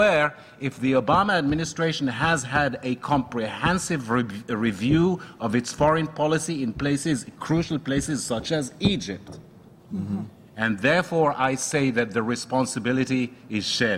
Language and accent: English; Morocco; now in United States; I'm from Morocco